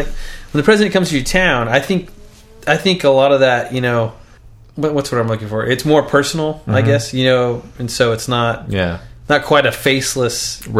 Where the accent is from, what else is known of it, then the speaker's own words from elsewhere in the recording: just south of Baldwin, Kansas, United States; Baldwin, which is just south of my hometown.